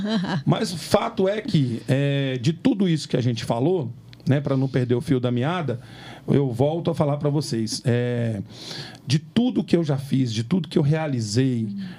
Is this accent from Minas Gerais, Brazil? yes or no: yes; Minas Gerais, Brazil; Nós somos mineiros, comemos feijão tropeiro